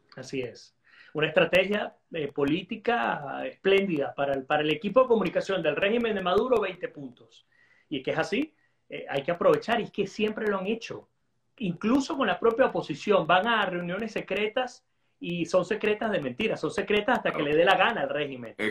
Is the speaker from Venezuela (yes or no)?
yes; Venezuela; como venezolano